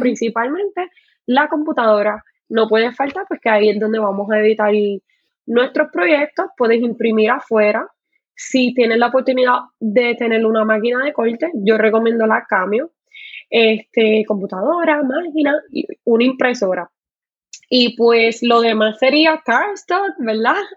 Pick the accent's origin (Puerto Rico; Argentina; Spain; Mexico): Puerto Rico; also born or lived in Carolina, Puerto Rico; soy puertorriqueña, vivo en Puerto Rico, en Carolina, Puerto